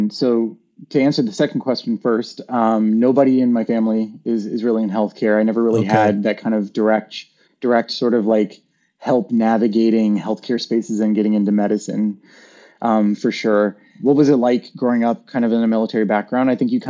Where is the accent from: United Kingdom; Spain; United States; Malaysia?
United States; the South; growing up in the South and being one of only like, you know, a few of Latina like kids in school